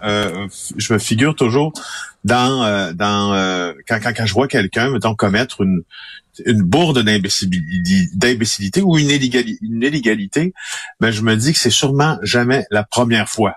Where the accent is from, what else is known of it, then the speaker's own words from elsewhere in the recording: Ville-Marie, Quebec, Canada; je suis né en Abitibi-Témiscamingue, dans un petit village qui s'appelle Ville-Marie, de 3000 personnes